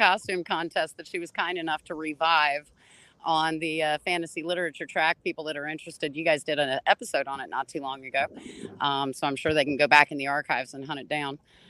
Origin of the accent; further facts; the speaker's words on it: Roanoke, Virginia, United States; my home state of Virginia. And I was, I grew up in Roanoke